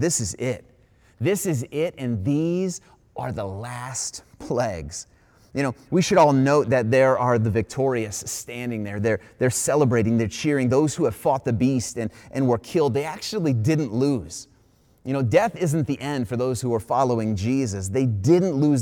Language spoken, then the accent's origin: English; Ohio, United States; I was an Ohio boy all my life. I grew up in Ohio, born in Ohio